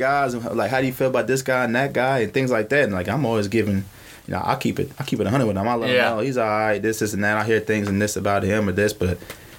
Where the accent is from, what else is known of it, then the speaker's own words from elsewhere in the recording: Norman, Oklahoma, United States; I'm from Norman